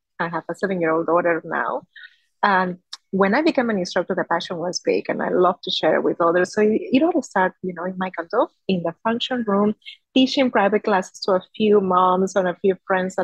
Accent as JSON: {"language": "English", "country": "Peru", "tie": "born or raised there", "also_born_or_lived": "Spain", "moved": "as an adult", "lives_now": "Singapore", "said": "So I was born in Peru. 35 years ago, I might say. And then I moved to Spain as I was in my early 20s."}